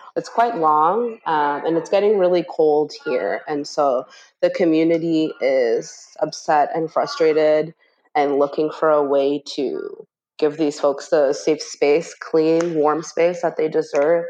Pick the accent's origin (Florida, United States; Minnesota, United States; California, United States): Minnesota, United States; Minneapolis; I was born here in Minneapolis um, in Cedar Riverside